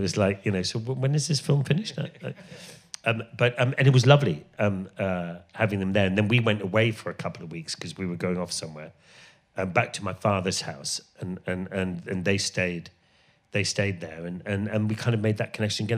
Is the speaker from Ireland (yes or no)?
yes; Ireland; moved away; I grew up in Ireland